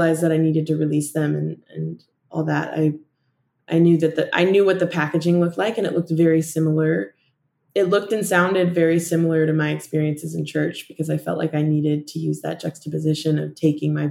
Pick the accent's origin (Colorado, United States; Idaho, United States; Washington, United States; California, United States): Idaho, United States; Boise; moved away as an adult; now in Los Angeles, United States; I flew home to Boise